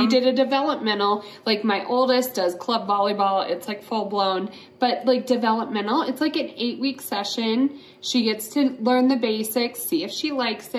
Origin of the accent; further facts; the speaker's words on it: Western Slope, Colorado, United States; now in Colorado Springs, United States; The reason why I moved here from the Western Slope was awesome. Like we grew up skiing on Fridays